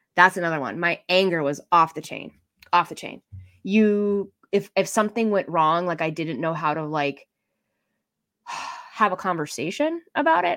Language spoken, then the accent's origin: English; Boston, Massachusetts, United States; I'm from Boston